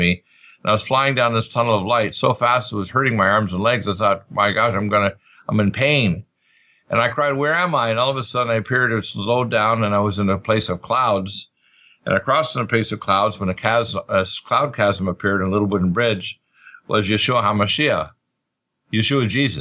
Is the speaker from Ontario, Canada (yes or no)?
no; Truro, Nova Scotia, Canada; also born or lived in Detroit, Michigan; My father was from Canada, so I was raised in Truro.